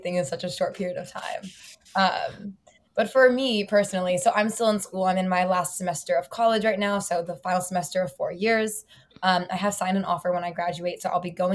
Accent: Columbus, Ohio, United States; now in New York City, United States; I'm from Columbus, Ohio originally, and I'm calling in from New York City.

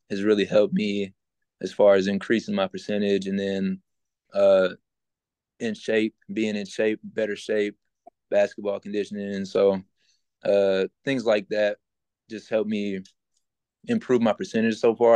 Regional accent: Shreveport, Louisiana, United States; moved away; I born and raised there, well, not born, but raised there

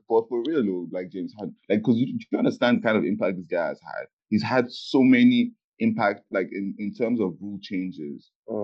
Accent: Nigeria; we're Nigerian

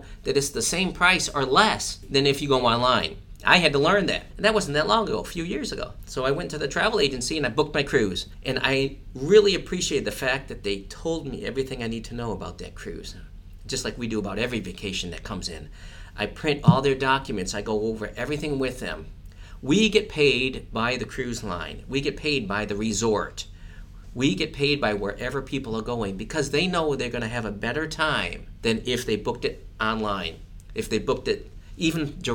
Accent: Providence, Rhode Island, United States; moved away; I'm from Providence, Rhode Island

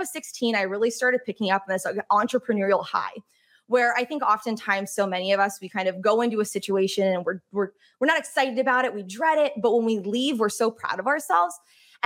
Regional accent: upstate New York, United States; also born or lived in Boston; I grew up in a small town in upstate New York, about 2 hours north of the city

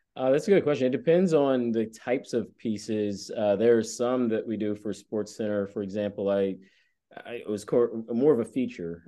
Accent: Atlanta, Georgia, United States; moved away; growing up in Atlanta

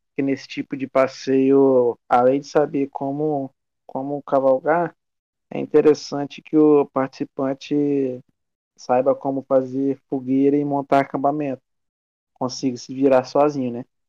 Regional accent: Castelo, Espírito Santo, Brazil; eu sou de Castelo, né? Espírito Santo

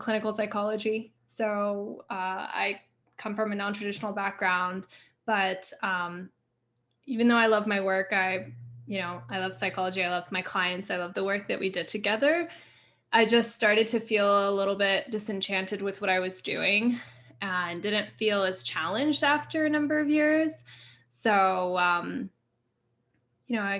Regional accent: Montreal, Quebec, Canada; now in United States; I grew up in Montreal. I live in the States.

